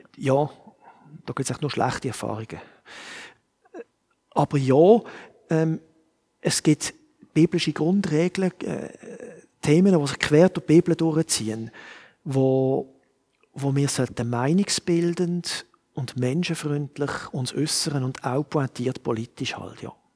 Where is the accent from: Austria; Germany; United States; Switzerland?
Switzerland; Ich bin Schweizer und ich sehe die Welt mit Schweizer Augen